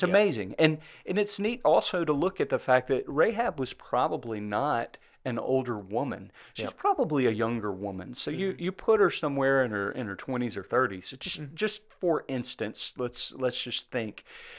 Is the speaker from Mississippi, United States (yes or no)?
yes; Mississippi, United States; I like Balaam because I'm from Mississippi.